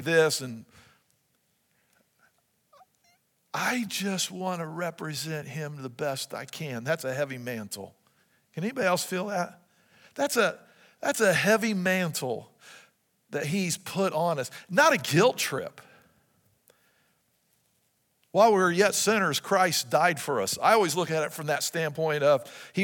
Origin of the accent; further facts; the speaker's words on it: United States; even as Americans